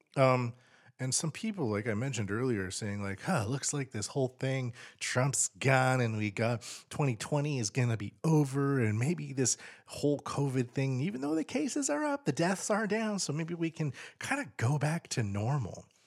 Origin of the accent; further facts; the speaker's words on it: Canada; now in Tokyo, Japan; as a Canadian